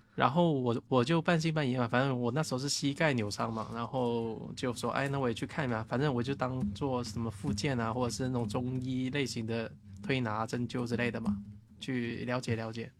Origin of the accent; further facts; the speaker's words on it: Shanwei, Guangdong, China; moved away; 我们老家汕尾那边的